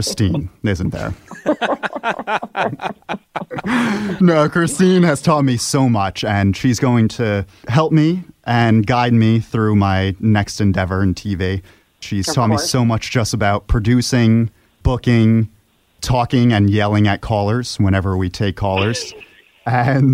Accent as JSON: {"language": "English", "town": "Monroe", "region": "New York", "country": "United States", "tie": "born or raised there", "said": "My hometown is the birthplace of Helvita, Monroe, New York"}